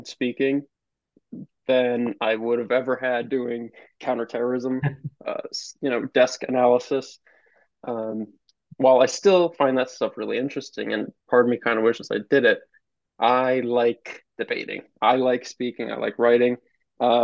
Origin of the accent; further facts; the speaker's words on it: Albany, New York, United States; I'm a somewhat Albany native. I grew up around Albany